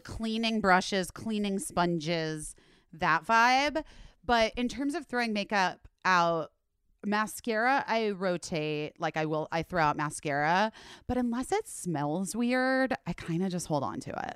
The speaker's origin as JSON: {"language": "English", "region": "Arizona", "country": "United States", "tie": "born or raised there", "said": "growing up in the Southwest and Arizona"}